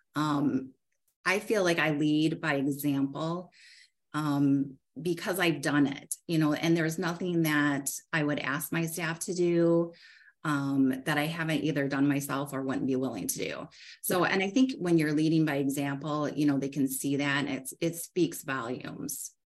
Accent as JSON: {"language": "English", "town": "Lake Odessa", "region": "Michigan", "country": "United States", "tie": "born or raised there", "said": "I grew up in Lake Odessa, um, which, if you're familiar, it's a it's really a small rural community um, between Grand Rapids and Lansing."}